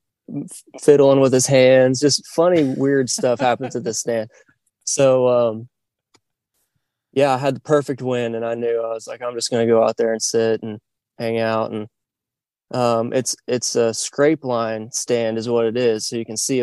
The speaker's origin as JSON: {"language": "English", "region": "northwestern Oklahoma", "country": "United States", "tie": "born or raised there", "said": "I'm originally from Oklahoma, northwestern Oklahoma to be kind of particular, and growing up hunting"}